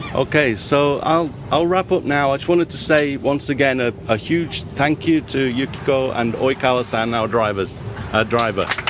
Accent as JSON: {"language": "English", "town": "Melbourne", "region": "Victoria", "country": "Australia", "said": "from uh, Melbourne, Australia"}